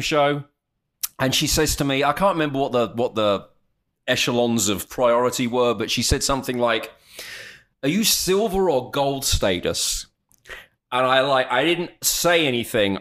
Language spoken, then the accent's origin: English; United Kingdom; being overtly British